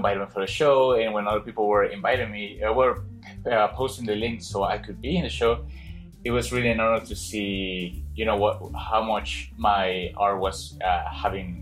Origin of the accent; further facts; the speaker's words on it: Mexico; I'm from other part, but it's impossible to pronounce. So I'm from Mexico City